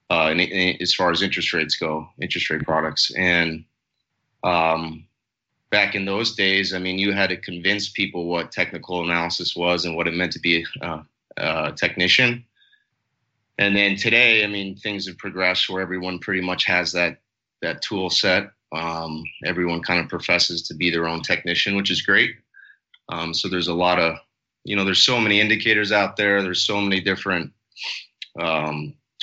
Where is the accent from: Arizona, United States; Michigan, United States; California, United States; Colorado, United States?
Colorado, United States; moved away as an adult; now in South Florida, United States; I'm from Colorado originally